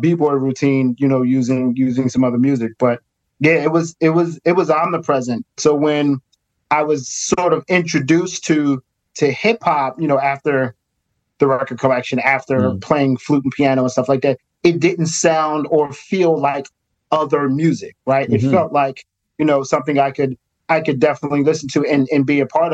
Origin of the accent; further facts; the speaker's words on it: Philadelphia, Pennsylvania, United States; Growing up in North Philly at that time was sort of it was rough